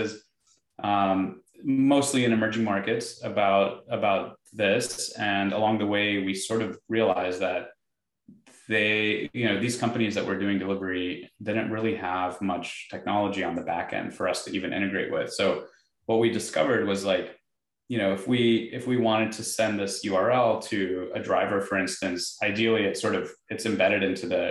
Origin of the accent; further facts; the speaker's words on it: Dubai, United Arab Emirates; moved away; where I grew up in Dubai